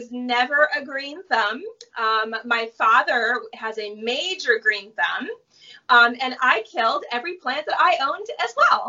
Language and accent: English; New Jersey, United States; now in Venice Beach, United States; I grew up in New Jersey, which is the Garden State, and I grew up around a lot of farms.